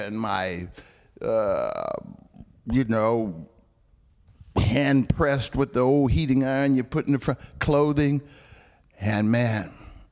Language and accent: English; Alabama, United States; I was born in Alabama